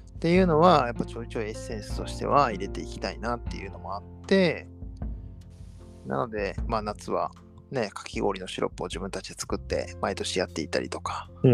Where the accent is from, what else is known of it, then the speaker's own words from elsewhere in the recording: Kobe, Hyogo, Japan; 塩屋、まあまあ、歩いて行ける距離が僕が育った町なんですけど